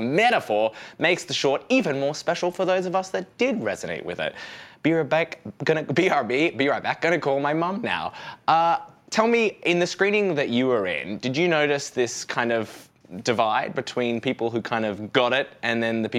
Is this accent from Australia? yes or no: yes; Australia; now in United States; I'm an immigrant in that I'm an Australian in America.